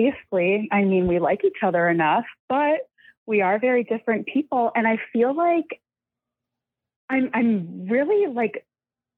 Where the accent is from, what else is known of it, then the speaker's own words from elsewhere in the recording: Milwaukee, Wisconsin, United States; I've lived in Milwaukee my whole life